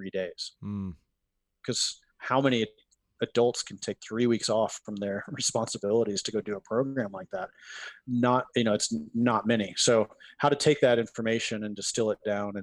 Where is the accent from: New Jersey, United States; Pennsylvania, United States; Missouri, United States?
New Jersey, United States; Morristown; I grew up in Morristown, New Jersey